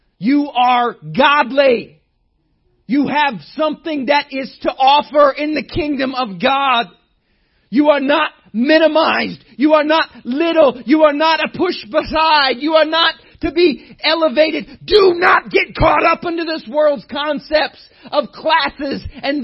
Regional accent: Indiana, United States; You don't have to talk to me very long to find out I'm from Indiana.

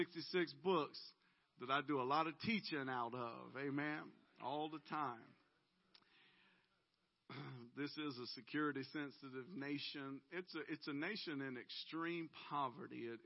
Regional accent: Georgia, United States; we're originally from Georgia

